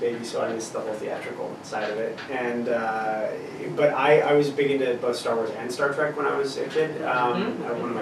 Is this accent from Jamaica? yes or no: no; the Maritimes, Canada; I grew up in the Maritimes